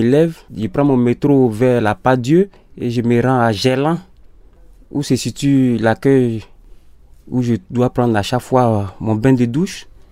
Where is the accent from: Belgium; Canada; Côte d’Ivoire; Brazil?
Côte d’Ivoire; moved away as an adult; also born or lived in Sweden; now in Lyon, France; je suis ivoirien. Bon, j'ai quitté mon pays depuis le 27 avril 2017